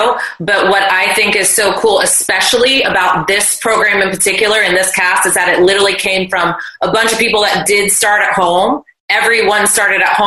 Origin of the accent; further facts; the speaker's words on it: Florida, United States; I'm from Florida